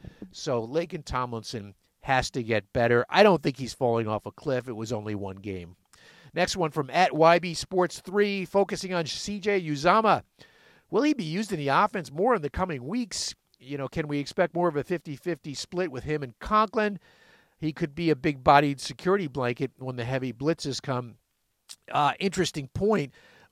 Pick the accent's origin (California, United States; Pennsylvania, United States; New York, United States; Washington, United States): New York, United States; Syracuse; I'm from Syracuse.